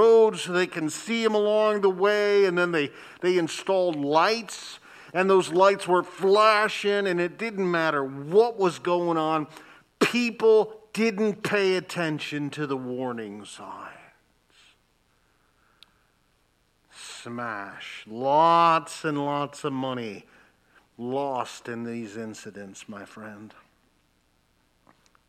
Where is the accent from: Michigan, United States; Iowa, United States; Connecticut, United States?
Michigan, United States; Lansing; I grew up in Lansing, Michigan